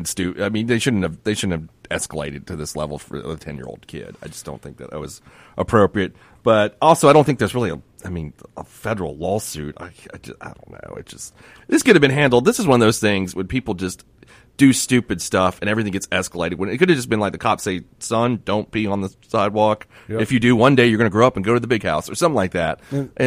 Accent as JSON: {"language": "English", "country": "Turkey", "said": "he says, what country are you from? I was like, sir, I'm from Turkey."}